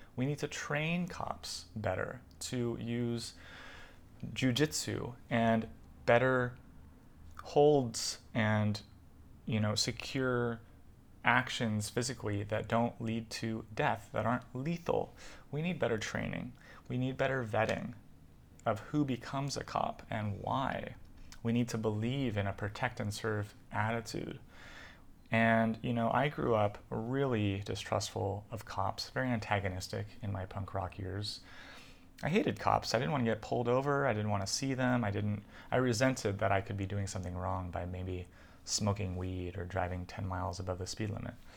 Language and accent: English; United States; also born or lived in California / New York; So I really identify as a Californian and a New Yorker, where I grew up, uh, my family coming from both places